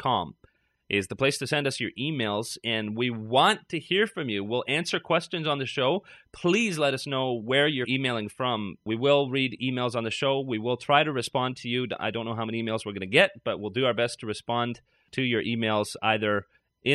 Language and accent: English; Canada; now in Toronto, Canada; I'm a Canadian